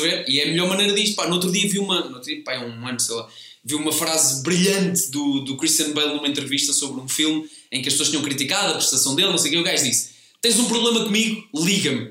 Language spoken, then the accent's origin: Portuguese; Comeira de Baixo, Centro, Portugal; moved away as an adult; also born or lived in Lisbon; eu sou da Comeira de Baixo. É ao lado.